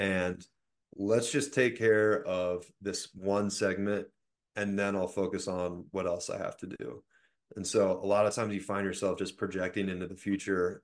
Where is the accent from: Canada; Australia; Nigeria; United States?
United States; Richmond, Virginia; I'm from Richmond, Virginia